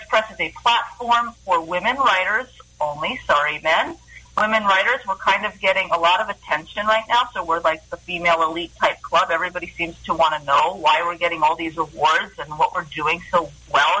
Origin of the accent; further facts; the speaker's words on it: New York City, New York, United States; moved away as an adult; also born or lived in Israel; I grew up in Greenwich Village, New York City